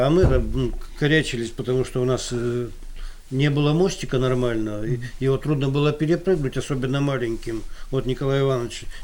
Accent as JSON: {"language": "Russian", "region": "Moscow", "country": "Russia", "said": "Так я из Москвы"}